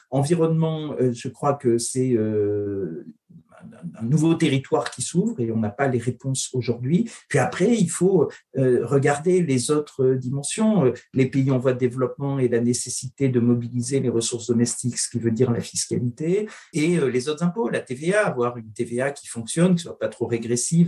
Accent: France; Nous, on est français

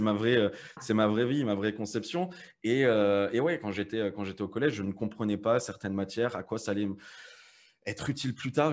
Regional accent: Metz, Grand Est, France; moved away as an adult; now in Malta; moi je viens de Metz

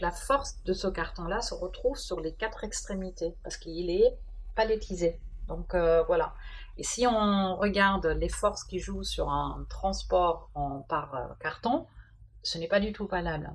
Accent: Germany; French is a second language; moved away as an adult; also born or lived in Dijon, France; now in France; je suis d'origine allemande

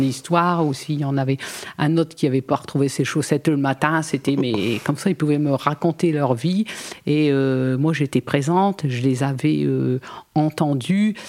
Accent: Arras, Hauts-de-France, France; moved away as an adult; also born or lived in Côte d'Opale / Calais / Boulogne-sur-Mer; suis née sur Arras

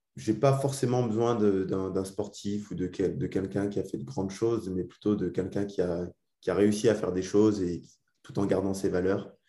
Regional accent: Alsace, Grand Est, France; moved away; c'est aussi pour ça qu'on rentre en Alsace, parce qu'on est parti il y a très longtemps, il y a, il y a 15 ans maintenant à peu près. Ça fait 15 ans qu'on est parti d'Alsace

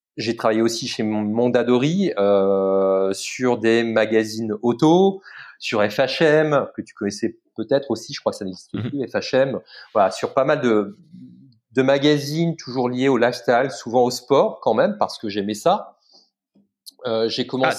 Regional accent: Lens, Hauts-de-France, France; now in Paris, France; Je suis lensois, je suis né à Lens

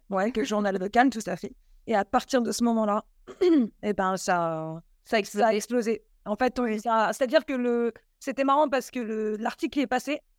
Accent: Vannes, Brittany, France; Moi, je suis de Vannes à la base. Après, je suis partie en saison pendant quelques années

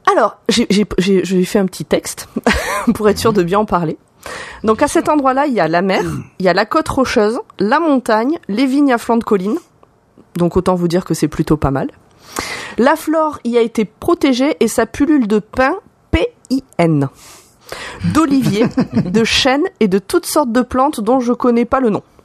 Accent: Les Albères, near Perpignan, Occitania, France; Le coin où j'ai grandi, ça s'appelle Les Alberts. A L B E R E S.

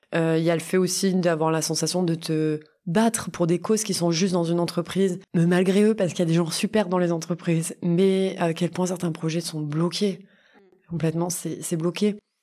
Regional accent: Montpellier, Occitania, France; j'habite à Montpellier, je suis née à Montpellier

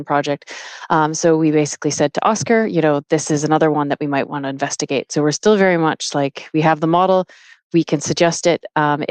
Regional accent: Canada; now in Dublin, Ireland; I am Canadian

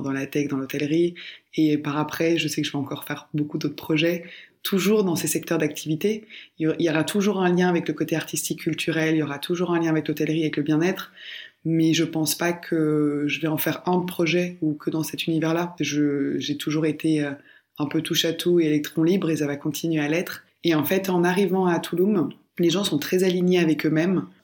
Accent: Belgium; parce que oui, je viens de Belgique et je connais mon pays. Par contre, qui je suis et ce que je représente a été énormément inclus par les pays dans lesquels j'ai vécu. Donc aujourd'hui, euh, bien sûr, je suis belge d'origine.

